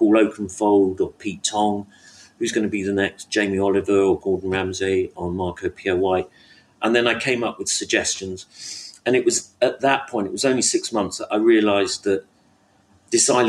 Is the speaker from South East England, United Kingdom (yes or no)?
no; London, United Kingdom; I was brought up in North London